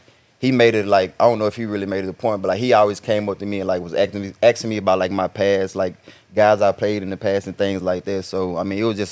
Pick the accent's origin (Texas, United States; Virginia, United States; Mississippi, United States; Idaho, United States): Mississippi, United States; McComb; I'm from Macomb, Mississippi, you know, small town, so everybody got nicknames